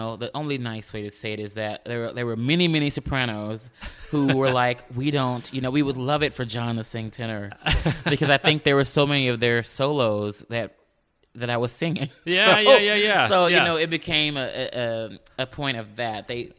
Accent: Houston, Texas, United States; Where I grew up, in Houston. I'm from Houston, a native Houstonian.

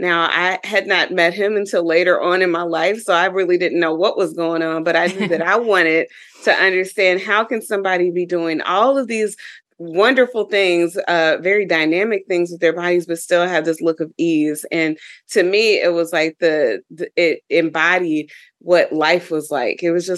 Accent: Dayton, Ohio, United States; my experience growing up in Dayton, Ohio as a young African-American girl, and some of the experiences I would have.

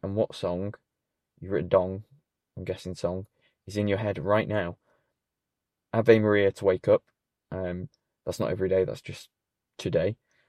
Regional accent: Sheffield, Yorkshire and the Humber, United Kingdom; I'm from Sheffield. Hello, Sheffield. Good to know you're listening, finally. After 33 years.

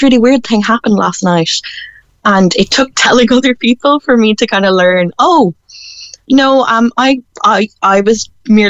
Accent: Galway, Connacht, Ireland; I'm from Galway City myself

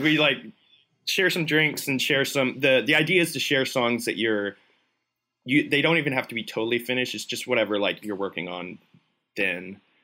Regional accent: Tampa, Florida, United States; moved away as an adult; now in Nashville, United States; both my wife and I grew up in Tampa, lived there our whole lives

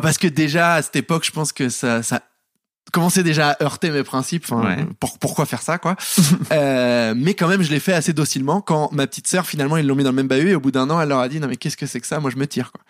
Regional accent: Paris, Île-de-France, France; j'ai grandi à Paris, dans le dixième

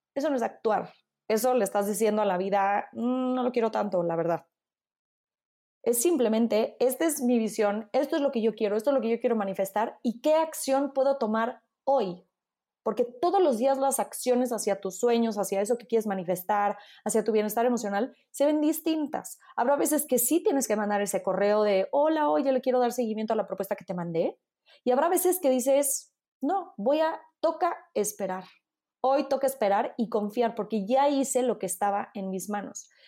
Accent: Mexico; accent: Mexican; moved away as an adult; also born or lived in Italy; hablo italiano con un fuerte acento mexicano, entonces luego, luego de, ¿de dónde eres? De México

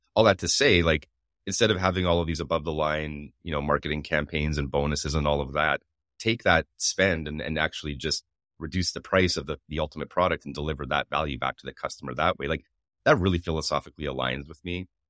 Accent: Canada; I'm Canadian

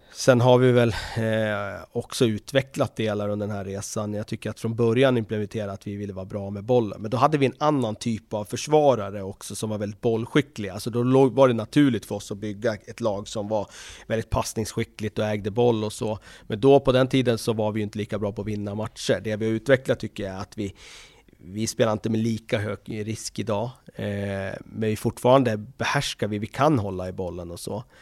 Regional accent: Västerås, Västmanland, Sweden; när jag växte upp här i Västerås

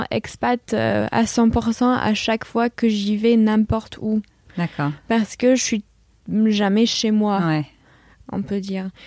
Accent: California, United States; also born or lived in Hong Kong / Virginia; Et je suis née aux États-Unis. On a vite déménagé à Hong Kong, donc du coup j'ai grandi un petit peu à Hong Kong également. Et après on est retourné aux États-Unis, en Californie. Après on a déménagé en Virginie.

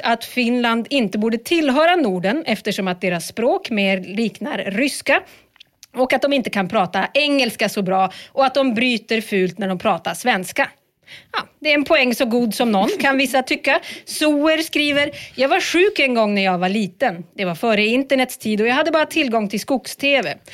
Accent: Sweden; Vi är ju ändå svenskar

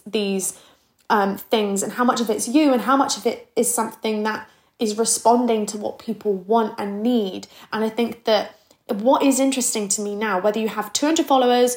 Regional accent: Plymouth, South West England, United Kingdom; moved away as an adult; now in London, United Kingdom; I grew up in Plymouth. So I'm 23 years old. I moved to London maybe 4 or 5 years ago.

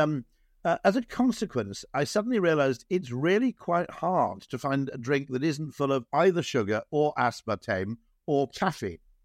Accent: Wales, United Kingdom; now in just outside London, United Kingdom; I grew up in Wales

